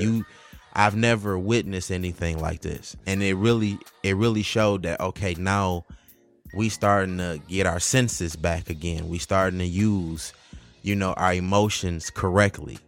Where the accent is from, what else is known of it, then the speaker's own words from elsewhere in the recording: Detroit, Michigan, United States; also born or lived in Highland Park; growing up in Detroit